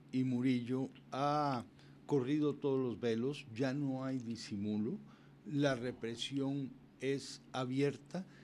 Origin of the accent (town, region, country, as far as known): Havana, La Habana, Cuba; born or raised there